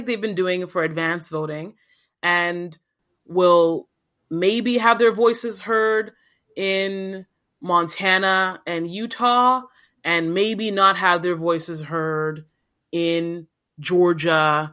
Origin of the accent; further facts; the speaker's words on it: Nigeria; now in Toronto, Canada; as a Nigerian